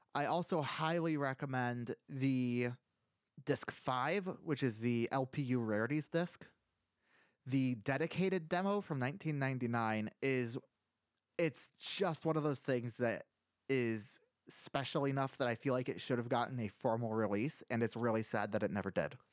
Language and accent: English; Iowa, United States; I'm from Iowa